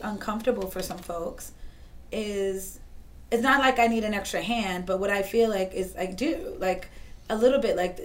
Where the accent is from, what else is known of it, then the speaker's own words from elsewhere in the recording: Boston, Massachusetts, United States; we're all from Boston.